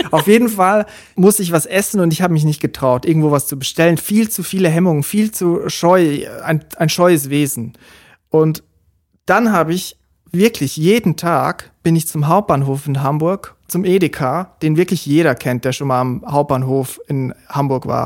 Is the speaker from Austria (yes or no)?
no; Switzerland; now in Germany; Und damals habe ich noch in der Schweiz gelebt. Ich bin ja Schweizer. Und der Sprung nach Deutschland, das ist natürlich ein Riesensprung